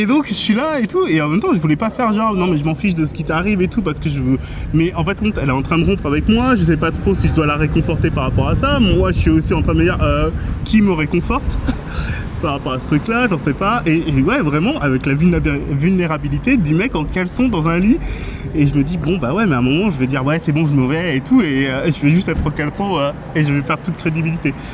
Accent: France; je suis français

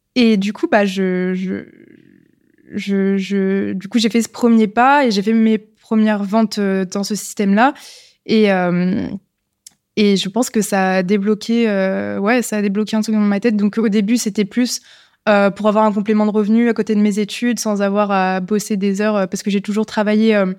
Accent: Lyon, Auvergne-Rhône-Alpes, France; je suis née à Lyon, j'ai toujours vécu à Lyon.

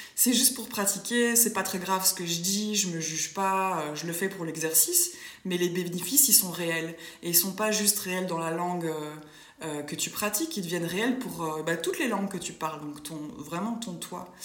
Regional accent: Brussels, Brussels-Capital Region, Belgium; je suis d'origine euh, belge. Donc, je suis née à Bruxelles

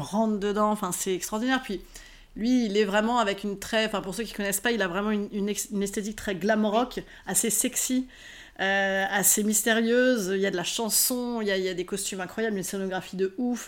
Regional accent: Rouen, Normandy, France; je suis originaire d'Arouen

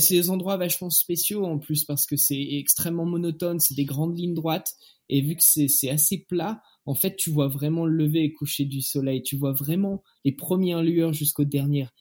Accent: Picardy, Hauts-de-France, France; moved away as an adult; also born or lived in Montélimar / Grenoble; je suis français, j'ai bientôt 32 ans dans quelques jours. Euh, je suis infirmier de, de, profession. J'ai grandi, je suis né à Montélimar, j'ai grandi en Picardie

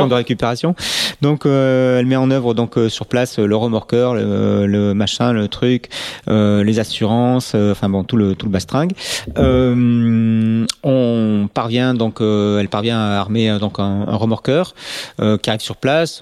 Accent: Bordeaux, Nouvelle-Aquitaine, France; on est bordelais.

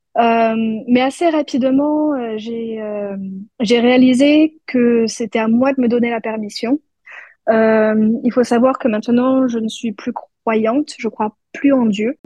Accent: France; en France, euh, quand on, va à l'école, on est souvent les seuls membres

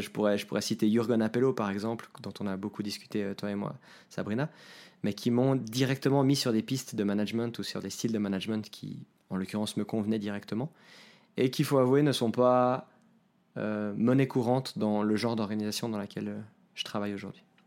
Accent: Geneva, Switzerland; moved away as an adult; now in Lausanne, Switzerland; Je suis né à Genève, j'habite aujourd'hui à Lausanne euh, depuis que j'ai déménagé dans cette ville pour mes études en 2008

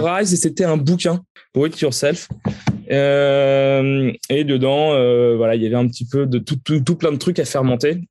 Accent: the North, Hauts-de-France, France; quand on est du Nord, on grandit avec la bière belge

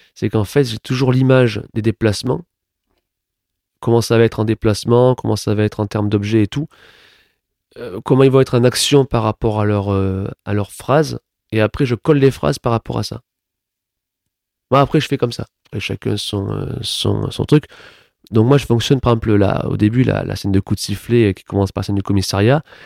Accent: Toulouse, Occitania, France; moved away as an adult; also born or lived in Paris; moi, je suis né à Toulouse.

